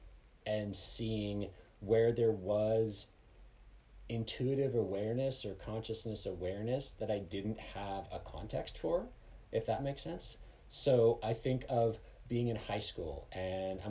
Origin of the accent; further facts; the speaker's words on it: Canada; now in Colorado, United States; I grew up in Canada and here I am working in Colorado